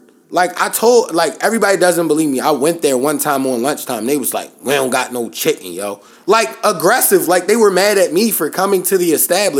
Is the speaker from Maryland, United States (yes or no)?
yes; Baltimore, Maryland, United States; I'm from Baltimore.